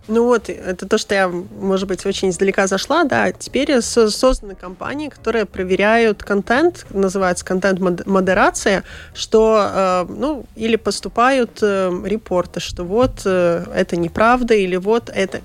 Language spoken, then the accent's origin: Russian; Latvia; born or raised there; first language Russian